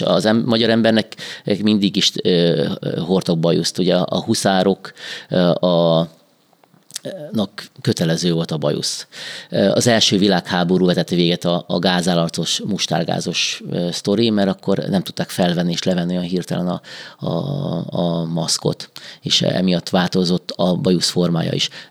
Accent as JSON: {"language": "Hungarian", "town": "Ladány", "country": "Hungary", "tie": "born or raised there", "moved": "as an adult", "lives_now": "Békéscsaba, Hungary", "said": "én ladányban felnőttem, mint az apám fiaként"}